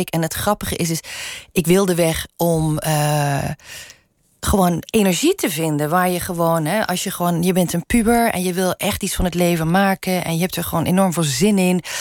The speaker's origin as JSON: {"language": "Dutch", "region": "Limburg", "country": "Netherlands", "first_language": "Limburgish", "second_language": "Dutch", "said": "Tot mijn vierde sprak ik überhaupt geen Nederlands, alleen maar Limburgs. Dus Nederlands is mijn tweede taal."}